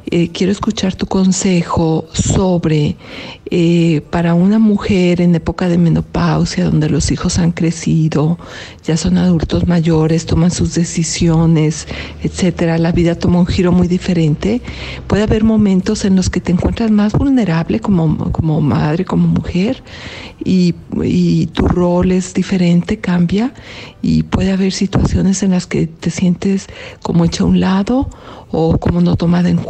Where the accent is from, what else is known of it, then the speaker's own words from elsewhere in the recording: Mexico; Hola Julio … de México.